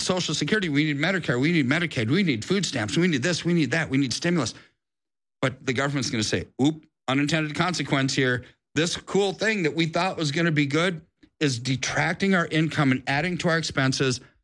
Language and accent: English; United States; I'm an American